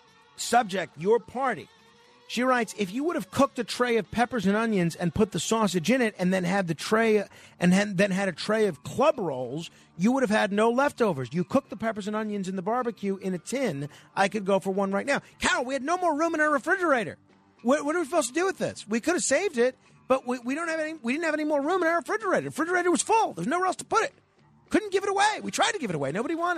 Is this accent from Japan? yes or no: no; Germany; English is a second language; moved away as an adult; now in New York, United States; I'm a car guy all my life and was for years owner of car dealership in Stuttgart when I came from Germany to New York.